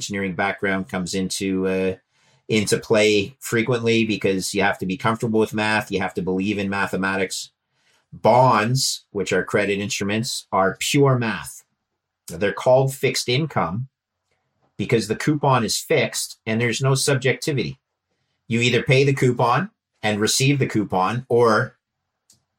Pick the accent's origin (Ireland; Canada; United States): Canada; Montreal, Quebec; I grew up in Montreal and was an engineer.